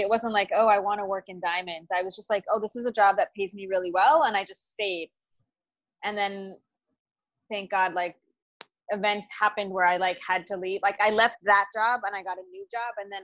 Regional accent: Los Angeles, California, United States; now in New York, United States; I'm originally from Los Angeles. I've been living in New York for many years

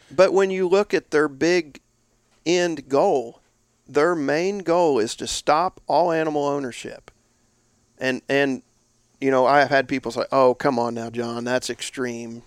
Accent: Indiana, United States; northeast was my territory and my home state, Indiana

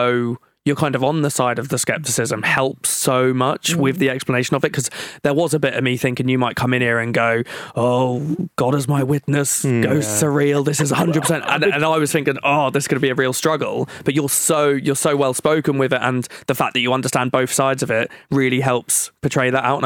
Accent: Norwich, East of England, United Kingdom; Well, as I said, we're from Norwich.

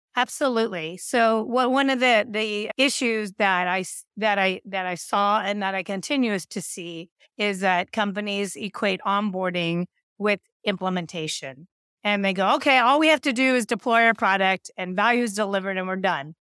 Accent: Silicon Valley, California, United States; I grew up in Silicon Valley

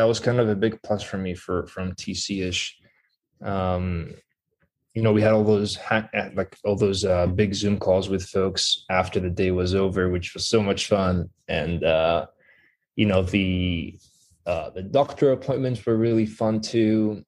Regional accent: Greece; first language Greek; English is a second language; Yeah, exactly. So we started learning a second language around kindergarten. So I picked English at the time

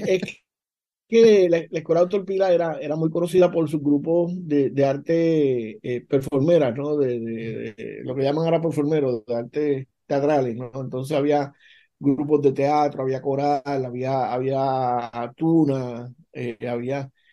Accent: Puerto Rico

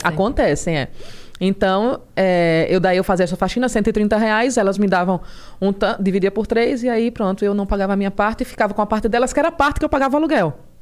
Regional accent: Palmeira dos Índios, Alagoas, Brazil; moved away as an adult; also born or lived in Maceió; now in São Paulo, Brazil; Sou de Maceió. Nasci em Maceió e aos cinco anos eu fui morar em Palmeira dos Índios, no interior.

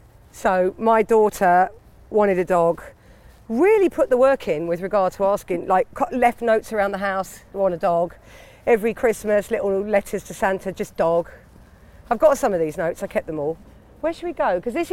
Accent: London, United Kingdom; I grew up west, sort of northwest.

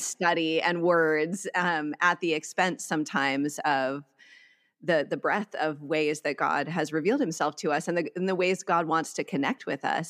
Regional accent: Eagle River, Wisconsin, United States; now in California, United States; I grew up in Wisconsin in a town called Eagle River

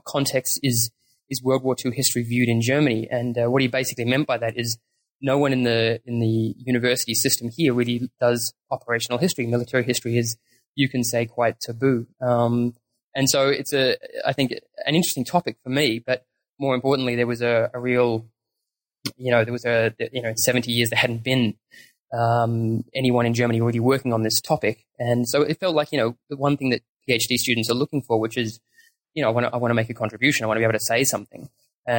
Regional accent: Australia; also born or lived in New Zealand; I was born in New Zealand, and I moved over there with the family when I was very small. So I grew up in Australia

